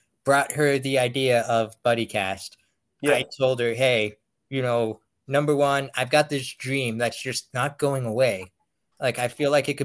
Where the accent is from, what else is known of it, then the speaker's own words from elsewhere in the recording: Pennsylvania, United States; I'm from Pennsylvania.